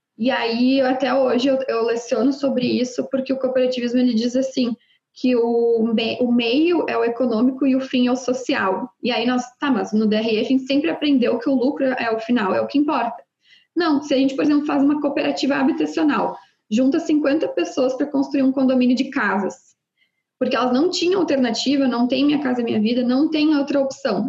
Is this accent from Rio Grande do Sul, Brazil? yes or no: yes; Rio Grande do Sul, Brazil